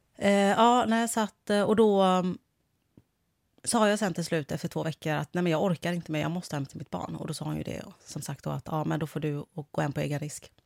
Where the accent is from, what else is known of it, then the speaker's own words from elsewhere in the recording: Kungälv, Västra Götaland, Sweden; accent: Gothenburg dialect (göteborgska); moved away as an adult; now in Stockholm, Sweden; Men jag är från Kungälv.